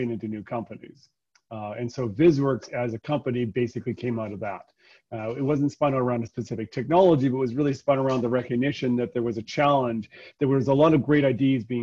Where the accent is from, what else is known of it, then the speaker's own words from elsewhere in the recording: Calgary, Alberta, Canada; also born or lived in Vancouver; I'm born and bred in Calgary